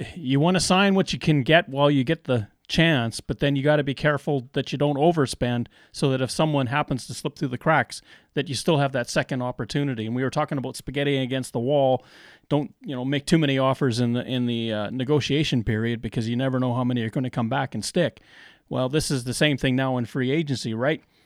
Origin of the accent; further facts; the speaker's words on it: Canada; I, as a Canadian